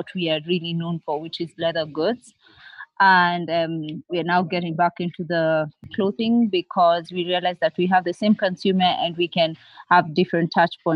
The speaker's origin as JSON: {"language": "English", "region": "Nairobi", "country": "Kenya", "said": "I am from Nairobi, Kenya"}